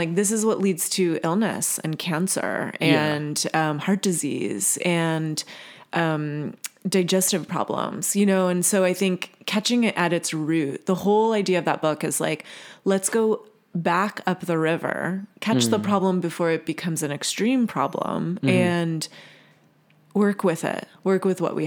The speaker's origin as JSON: {"language": "English", "region": "Virginia", "country": "United States", "tie": "born or raised there", "said": "I grew up in Virginia"}